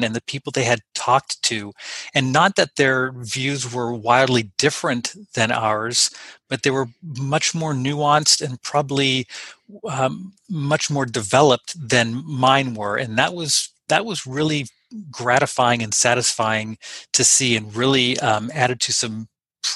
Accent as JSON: {"language": "English", "town": "Los Angeles", "region": "California", "country": "United States", "said": "I'm from Los Angeles"}